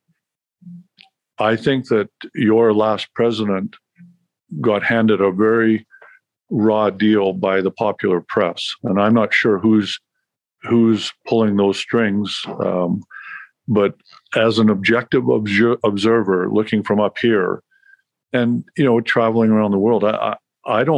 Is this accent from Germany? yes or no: no; Canada; I'm Canadian